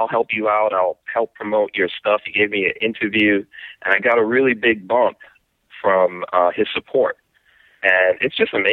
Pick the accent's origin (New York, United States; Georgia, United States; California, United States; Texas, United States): New York, United States; also born or lived in Guyana; the background that I came from growing up in New York